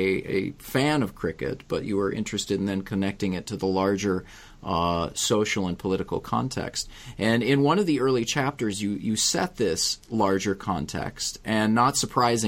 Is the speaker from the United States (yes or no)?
yes; United States; As an American